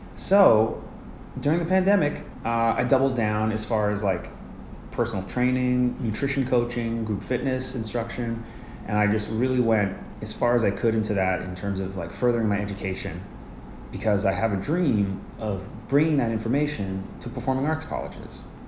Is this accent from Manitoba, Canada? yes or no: yes; Winnipeg, Manitoba, Canada; moved away as an adult; now in New York, United States; I grew up in Winnipeg, Manitoba, which is a city uh, north of Fargo in Canada.